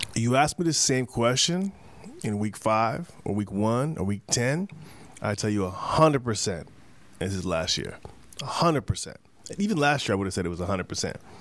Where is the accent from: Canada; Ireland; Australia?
Canada; I'm Canadian